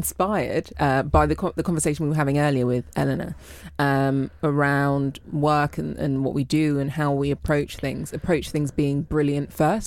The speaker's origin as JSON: {"language": "English", "region": "London", "country": "United Kingdom", "tie": "born or raised there", "said": "So I grew up in Willesden"}